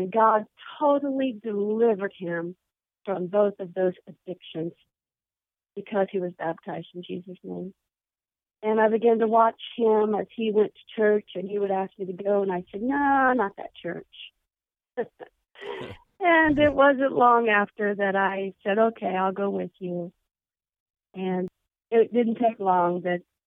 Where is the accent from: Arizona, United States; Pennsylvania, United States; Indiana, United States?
Indiana, United States; Yorktown; also born or lived in Fortville, Indiana; I was raised in Yorktown, Indiana, which is just outside of Muncie